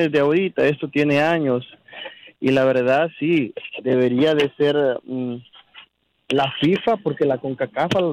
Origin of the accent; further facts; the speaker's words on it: El Salvador; now in California, United States; yo soy salvadoreño